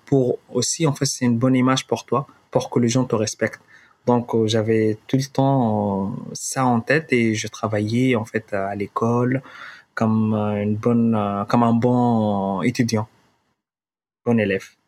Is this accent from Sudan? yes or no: yes; Khartoum, Sudan; French is a second language; moved away as an adult; also born or lived in Darfur, Sudan / Calais, France; now in Paris, France; je suis, euh, originaire du Soudan. Euh, je suis né au Darfour.